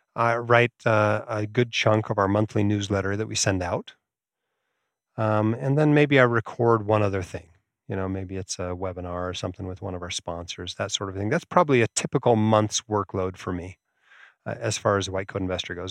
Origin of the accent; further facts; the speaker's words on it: Alaska, United States; moved away; I grew up in Alaska